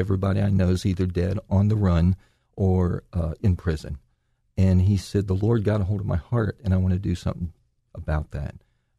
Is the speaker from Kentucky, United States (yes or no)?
yes; Ludlow, Kentucky, United States; also born or lived in Florence, Kentucky; I know that. I was a Ludlow River rat is where I grew up at. And shortly after that, we moved to Florence and lived there through high school.